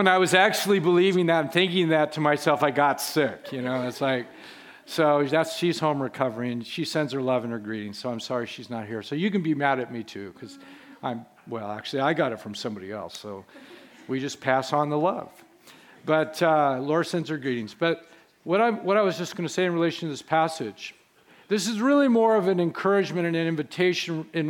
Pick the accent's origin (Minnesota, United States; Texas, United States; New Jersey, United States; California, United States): California, United States; Carmel Valley; I grew up in this church from age one. I grew up in Carmel Valley, went through the schools in Carmel, went to Carmel High School.